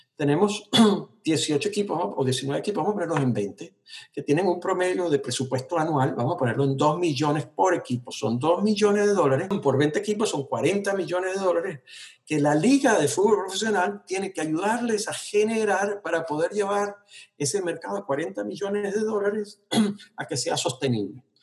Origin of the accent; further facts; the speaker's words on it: Venezuela; moved away as an adult; now in United States; yo crecí en esa Venezuela